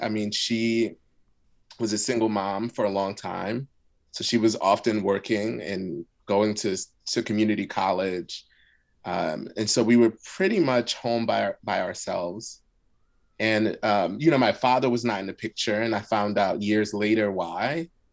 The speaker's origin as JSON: {"language": "English", "town": "Philadelphia", "region": "Pennsylvania", "country": "United States", "tie": "born or raised there", "first_language": "Arabic", "second_language": "English", "said": "I grew up in West Philly in a Muslim community. So my first language actually was Arabic."}